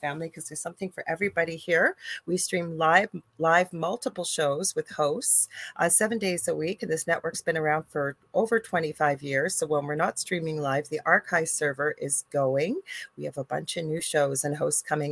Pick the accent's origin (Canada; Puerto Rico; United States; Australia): Canada; I'm a Canadian spiritual medium